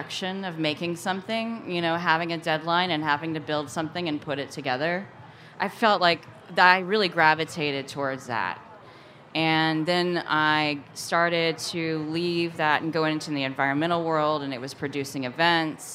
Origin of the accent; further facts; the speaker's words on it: Napoleon, Missouri, United States; moved away; also born or lived in Portland, Oregon; Where I grew up in Missouri